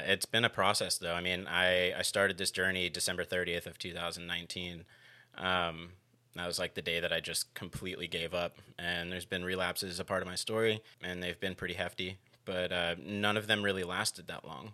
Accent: Gainesville, Florida, United States; I was born and raised here in Gainesville, Florida

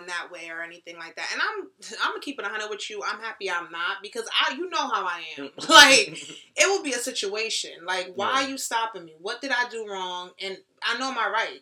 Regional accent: New York City, New York, United States; I'm from the Bronx. And shout out to my people from the Bronx

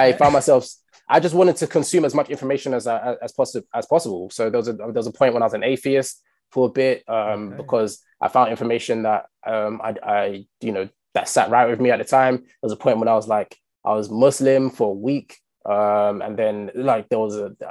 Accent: London, United Kingdom; I grew up in Stockwell for my teenagehood

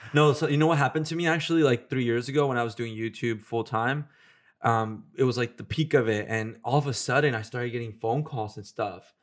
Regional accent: Houston, Texas, United States; moved away; when I was in Houston

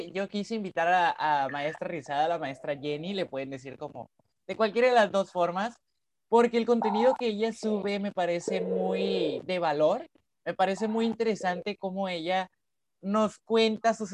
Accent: Mexico; quienes somos de México, un saludo enorme a todos ustedes.

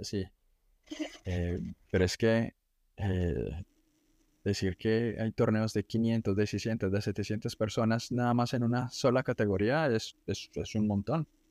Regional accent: Colombia

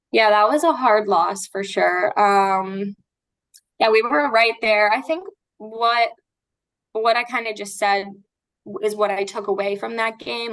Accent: Florida, United States; I'm from Florida and I stayed up in Boston

